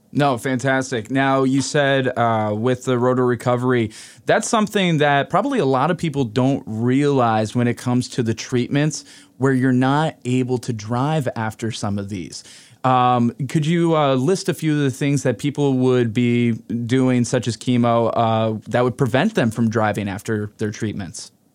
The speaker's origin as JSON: {"language": "English", "area": "Hudson Valley", "region": "New York", "country": "United States", "tie": "born or raised there", "said": "the Hudson Valley region, which is ironic being my hometown"}